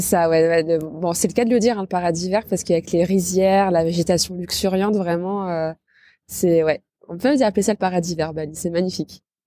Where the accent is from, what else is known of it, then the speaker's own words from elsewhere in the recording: Rouen, Normandy, France; je suis née à Rouen, j'ai grandi à Rouen